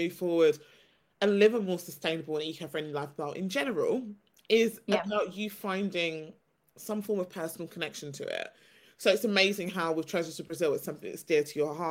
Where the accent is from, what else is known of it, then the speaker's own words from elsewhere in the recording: United Kingdom; I was born and raised in the UK, haven't lived anywhere else